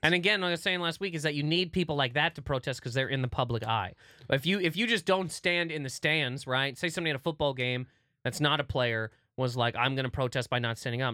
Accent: New Brunswick, Canada; moved away; I grew up in New Brunswick a little bit

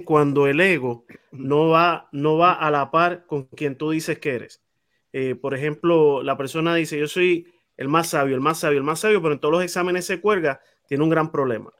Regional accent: San Juan, Puerto Rico; yo me crié en Monteatillo

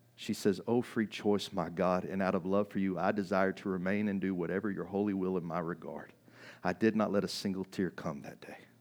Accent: United States; I grew up in America

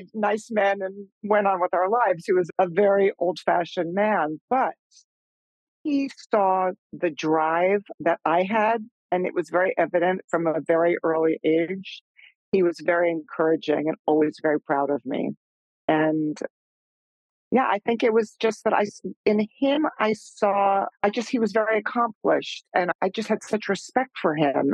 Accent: Long Island, New York, United States; I grew up out on Long Island

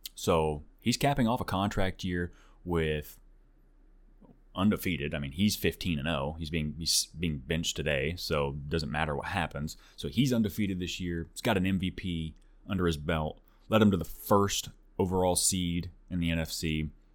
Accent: Tulsa, Oklahoma, United States; now in Nashville, United States; Originally, I'm from Oklahoma, uh, the Tulsa area, actually, but I, I don't live there anymore. I'm over in Nashville

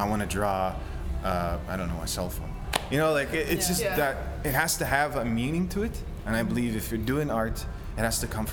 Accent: Peguis First Nation, Manitoba, Canada; I'm OG Cree from Peguis

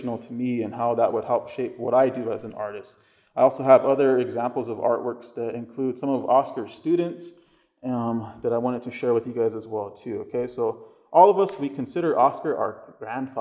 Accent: West River, South Dakota, United States; I come from West River

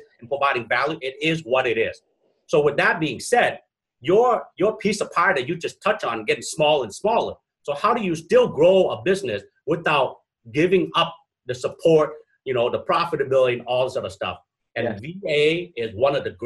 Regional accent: Vietnam; now in Minnesota, United States; I'm originally from Vietnam, I'm from that part of the world as well.

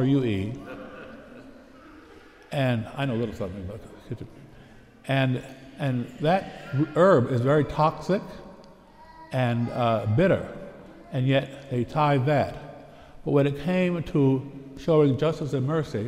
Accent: Pittsburgh, Pennsylvania, United States; I hail from the Diocese of Pittsburgh

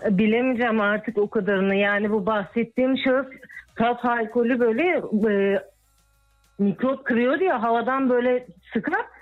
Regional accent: İzmir, Turkey

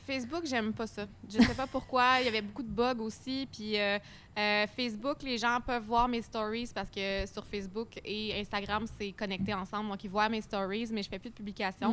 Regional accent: Quebec, Canada; accent: strong accent (implied Québécois)

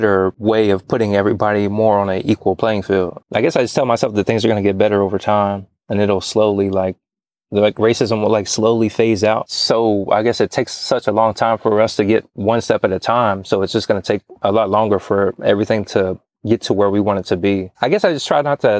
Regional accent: Charleston, West Virginia, United States; now in Texas, United States; Growing up in West Virginia was pretty fun

